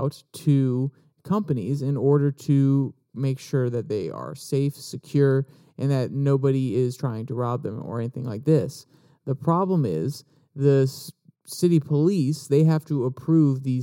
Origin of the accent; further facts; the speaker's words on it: East Coast, United States; I am from the East Coast.